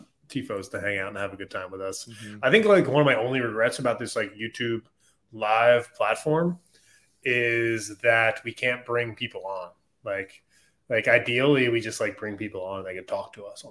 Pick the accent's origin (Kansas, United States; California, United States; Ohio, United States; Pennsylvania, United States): Pennsylvania, United States; Philadelphia; now in Charlotte, United States; I'm from Philadelphia